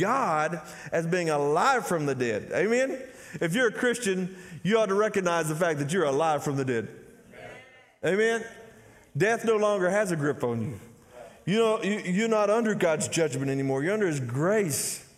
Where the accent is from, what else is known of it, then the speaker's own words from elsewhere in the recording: Athens, Texas, United States; I'm from Athens, Texas